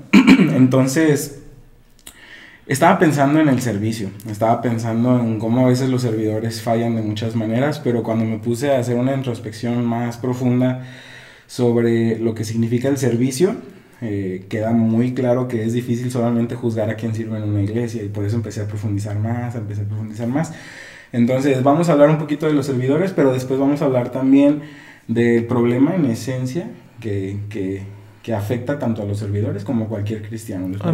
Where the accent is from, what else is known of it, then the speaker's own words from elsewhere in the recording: Guadalajara, Jalisco, Mexico; aquí donde nosotros somos, de Guadalajara.